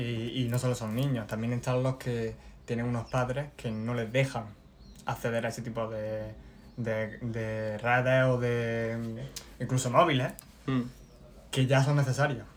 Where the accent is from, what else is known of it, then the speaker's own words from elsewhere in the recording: Loja, Andalusia, Spain; Vengo de Loja. Vengo de. de una, un barrio tranquilo.